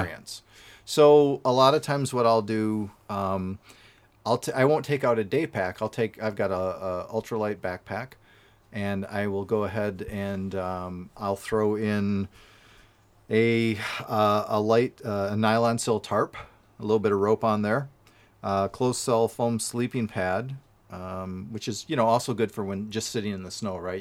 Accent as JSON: {"language": "English", "region": "Wisconsin", "country": "United States", "said": "I'm from Wisconsin"}